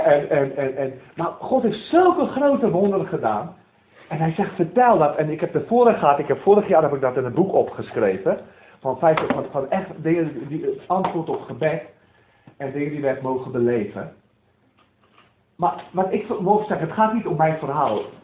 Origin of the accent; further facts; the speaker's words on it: South Africa; moved away as an adult; now in Netherlands; ik ben geboren in Zuid-Afrika van Nederlandse ouders. die alleen zijn geëmigreerd en ik ben opgegroeid in een, in een gereformeerde kerk in Zuid-Afrika